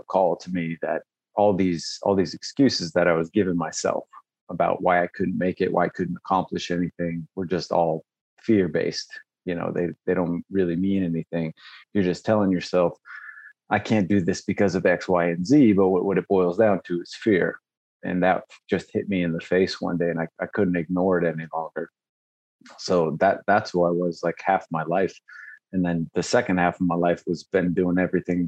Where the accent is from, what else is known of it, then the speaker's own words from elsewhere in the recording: Las Vegas, Nevada, United States; I grew up in Vegas